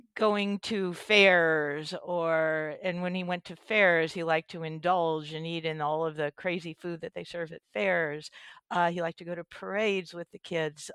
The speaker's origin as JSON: {"language": "English", "region": "East Coast", "country": "United States", "tie": "born or raised there", "moved": "as an adult", "lives_now": "California, United States", "said": "I spent my youth back, uh, on the East Coast in, uh, New Jersey and New York, and I don't know if I still have a v, a little bit of an accent from"}